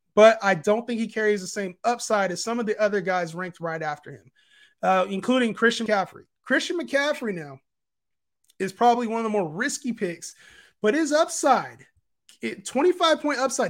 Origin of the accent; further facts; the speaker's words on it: Sacramento, California, United States; I'm from Sacramento